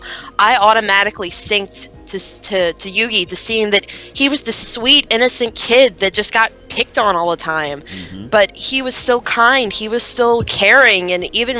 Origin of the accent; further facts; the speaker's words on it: St. Louis, Missouri, United States; I am from St. Louis, Missouri